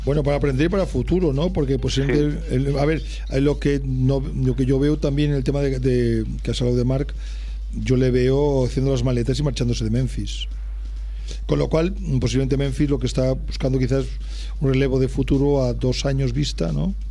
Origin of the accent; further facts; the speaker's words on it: Ourense, Galicia, Spain; now in Barcelona, Spain; yo soy natural de Orense